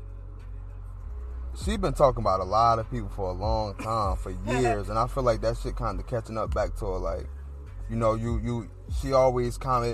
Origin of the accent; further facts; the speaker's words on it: Newark, New Jersey, United States; I'm from Newark